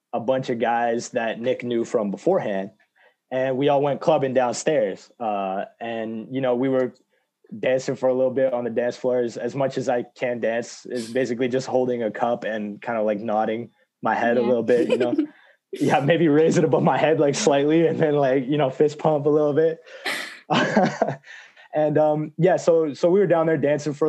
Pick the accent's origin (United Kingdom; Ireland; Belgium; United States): United Kingdom; England; I'm from England